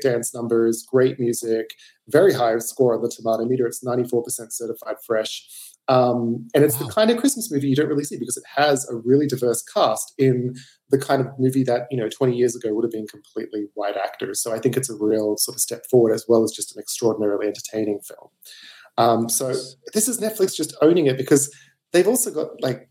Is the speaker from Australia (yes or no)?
yes; Australia; I'm Australian. I just got a fancy accent